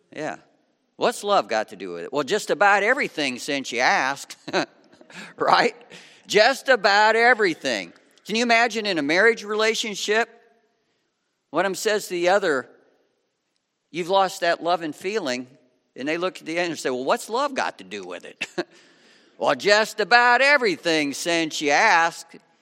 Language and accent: English; Lima, Ohio, United States; I was raised in Lima, Ohio on Route seventy-five